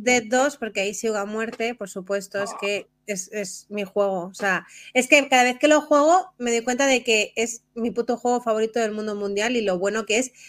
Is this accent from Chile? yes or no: no; Spain; como buenos españoles